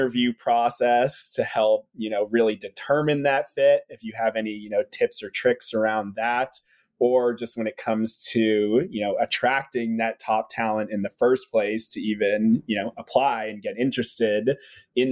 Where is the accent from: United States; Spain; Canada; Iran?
United States; Boston, Massachusetts; I was born in Boston, Massachusetts